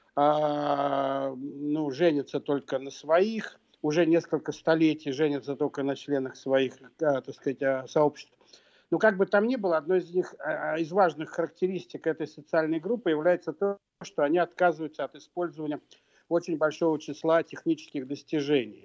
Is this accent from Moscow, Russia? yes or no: yes; Moscow, Russia; я вырос в Москве